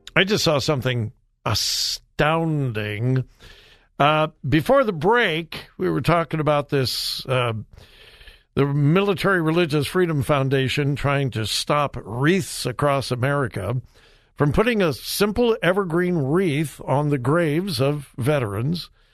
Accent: Los Angeles, California, United States; moved away; I'm a L A boy. I was born and raised in the Los Angeles area

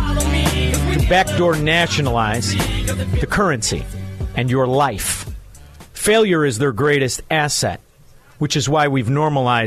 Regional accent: Melrose Park, Illinois, United States; I grew up right there

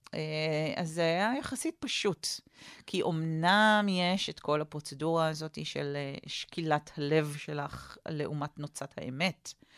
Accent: Jerusalem, Jerusalem District, Israel; גדלתי כמו באפי, אה, ליד פי הגיהנום

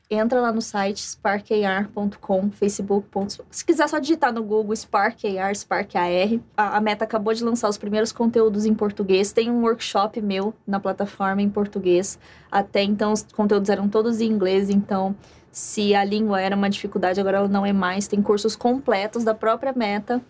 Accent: Campo Grande, Mato Grosso do Sul, Brazil; moved away; eu venho do interior, vim de Campo Grande, Mato Grosso do Sul

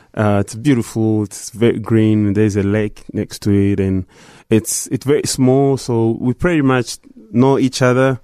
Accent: Goma, North Kivu, DR Congo; moved away; growing up in Goma

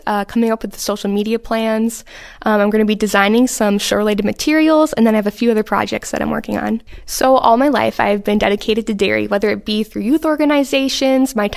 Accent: Oakdale, Minnesota, United States; moved away as an adult; now in Wisconsin, United States; I'm originally from Oakdale, Minnesota, where I am the fifth generation on my family's farm

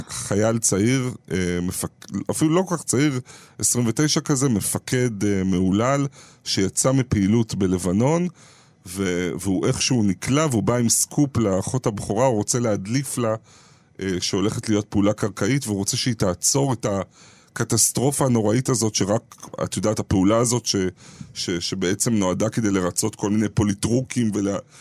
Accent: Ramat Gan, Tel Aviv District, Israel; משפחה בורגנית מינוס אה, מרמת גן.

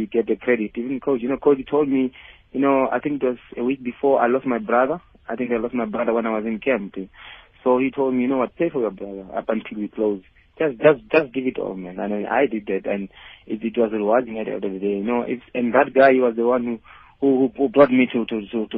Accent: Limpopo, South Africa; moved away; also born or lived in Gauteng; I'm from Limpopo by then when I came to Gauteng.

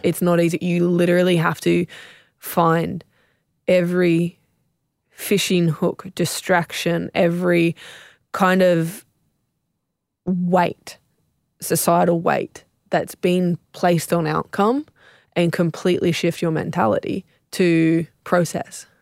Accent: South Coast, New South Wales, Australia; I was raised on the South Coast.

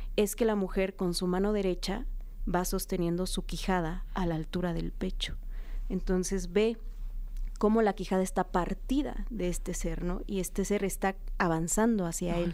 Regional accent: Oaxaca, Mexico; yo soy de Oaxaca

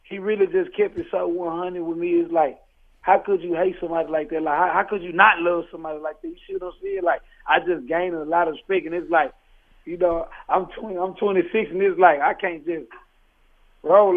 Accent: Fort Worth, Texas, United States; I'm from Fort Worth, so I'm from the Dallas Fort Worth area.

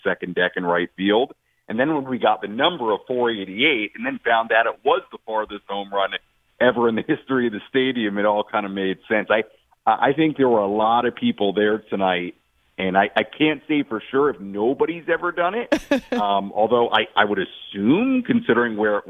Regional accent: New York, United States; now in San Diego, United States; I grew up in New York and went to lots of Mets playoff games as a fan

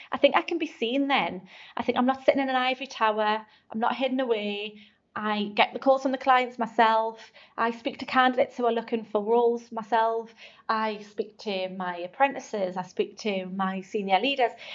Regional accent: North East England, United Kingdom; accent: Geordie; I'm proud to be from the northeast. I've never tried to change my accent.

